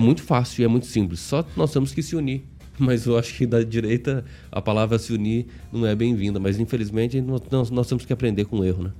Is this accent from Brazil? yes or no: yes; South Region, Brazil; eu sou do sul